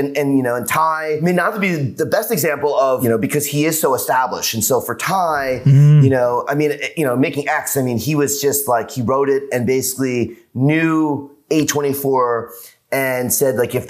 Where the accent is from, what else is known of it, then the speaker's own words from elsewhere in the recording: New York, United States; now in Los Angeles, United States; I'm from New York and now living